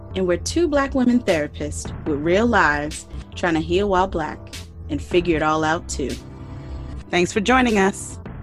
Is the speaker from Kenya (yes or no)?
no; Rhode Island, United States; I'm from Rhode Island